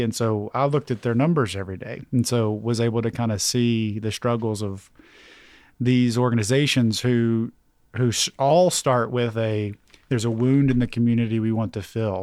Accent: Knoxville, Tennessee, United States; I'm from South Knoxville

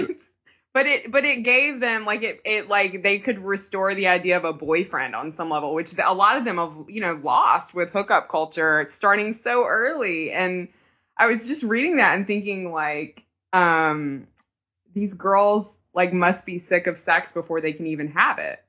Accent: the South, United States; We're from the South

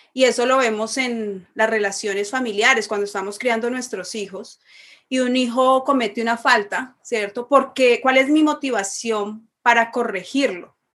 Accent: Bogotá, Colombia; moved away; soy de Bogotá, Colombia.

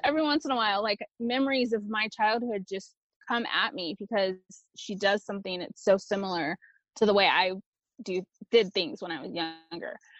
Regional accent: Texas, United States; first language Spanish; English is a second language; From the age of three until 15, I grew up in a small Texas rural town south of San Antonio.

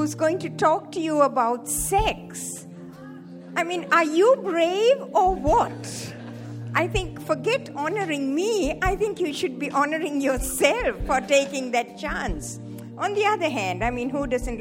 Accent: Sri Lanka; moved away as an adult; also born or lived in Hawaii; I was born in Sri Lanka, in the tea plantations of Sri Lanka. And I grew up there.

